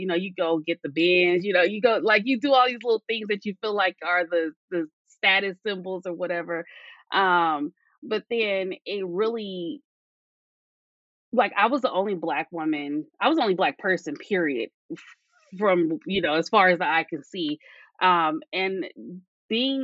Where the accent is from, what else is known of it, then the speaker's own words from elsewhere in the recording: California, United States; I am from California.